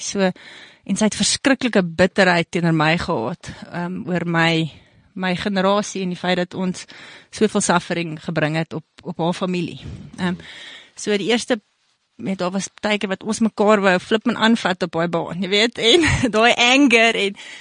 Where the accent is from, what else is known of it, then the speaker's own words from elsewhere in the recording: South Africa; also born or lived in Canada; Ons het in Vierend groot geword langs die tennisbaan